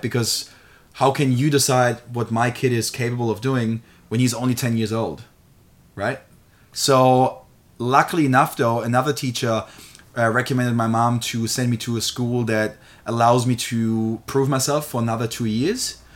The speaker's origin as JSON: {"language": "English", "country": "Germany", "tie": "born or raised there", "moved": "yes", "lives_now": "Australia", "said": "I'm born and raised in Germany. So I haven't always lived here in Australia"}